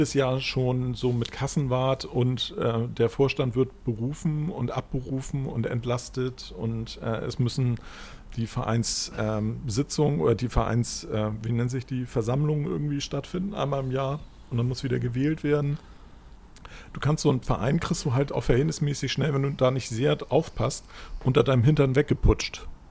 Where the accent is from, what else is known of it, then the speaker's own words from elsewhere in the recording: Germany; also born or lived in Hamburg; als Deutscher